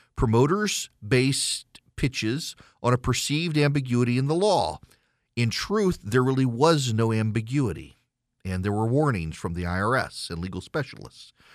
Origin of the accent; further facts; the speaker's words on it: the South, United States; I'm from the South.